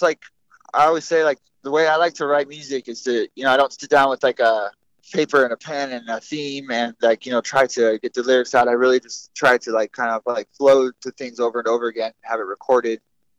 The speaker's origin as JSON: {"language": "English", "region": "California", "country": "United States", "tie": "born or raised there", "also_born_or_lived": "Washington", "said": "my mom lived in the East Bay in California. My dad up in, like, the smaller town in, you know, the Living Peninsula, Washington"}